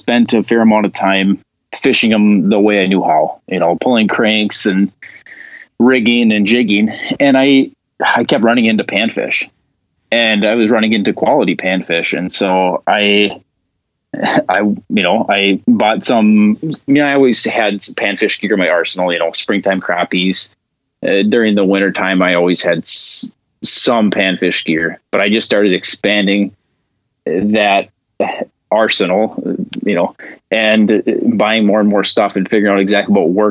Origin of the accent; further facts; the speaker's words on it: Northern Minnesota, United States; moved away; growing up in Northern Minnesota